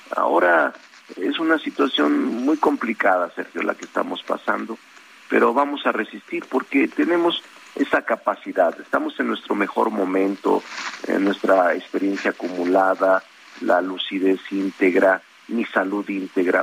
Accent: Zacatecas, Mexico; moved away as an adult; now in Mexico City, Mexico

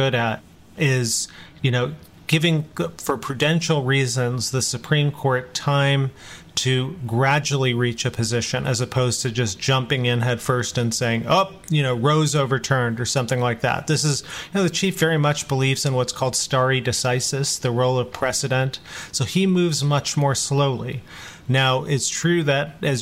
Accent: Chicago, Illinois, United States; I was born in Chicago, come from Indian American parents

